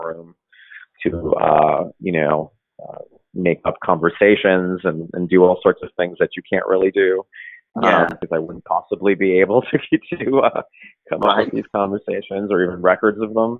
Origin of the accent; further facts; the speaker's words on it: Brooklyn, New York, United States; I'm born and raised and still here